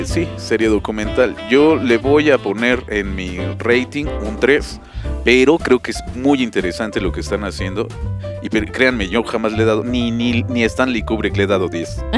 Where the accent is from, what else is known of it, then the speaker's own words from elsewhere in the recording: Mexico; nosotros como mexicanos